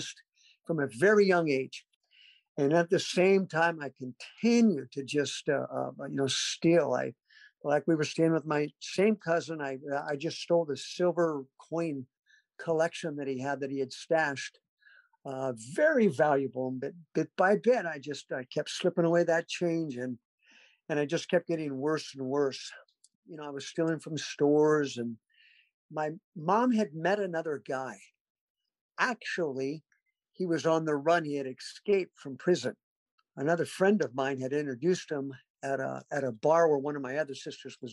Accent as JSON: {"language": "English", "town": "Mesa", "region": "Arizona", "country": "United States", "tie": "born or raised there", "also_born_or_lived": "Garden Grove, California", "moved": "yes", "lives_now": "Fayetteville, United States", "said": "I wasn't born in Arizona, Mesa, Arizona, but I did grow up there. We moved when I was two."}